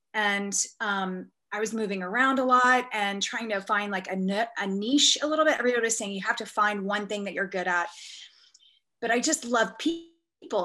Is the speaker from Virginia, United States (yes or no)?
no; Texas, United States; moved away; I was born in Texas